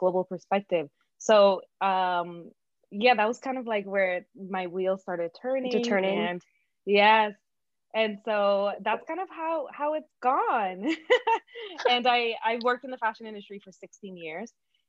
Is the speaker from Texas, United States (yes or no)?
no; New York City, New York, United States; first language Spanish; English is a second language; also born or lived in Dominican Republic; I was born in the Dominican Republic. I immigrated here with my parents when I was 4 years old. So it was, I remember it's one of like my first memories of going to school for the first time here in Brooklyn, New York.